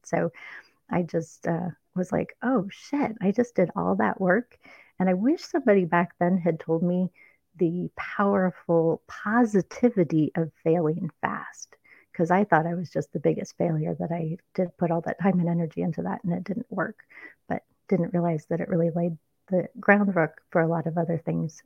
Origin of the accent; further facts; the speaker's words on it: Minnesota, United States; moved away; also born or lived in Palm Springs, California; I was born in Minnesota and I was there until the age of two